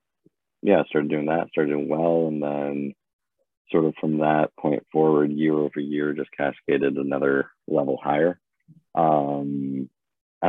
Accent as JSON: {"language": "English", "town": "Bradford", "region": "Ontario", "country": "Canada", "tie": "born or raised there", "also_born_or_lived": "Kitchener, Ontario / Horseshoe Valley, Ontario", "moved": "as an adult", "lives_now": "Victoria, Canada", "said": "born in Kitchener. I grew up in Bradford and then moved north of Barrie to a place called Horseshoe Valley"}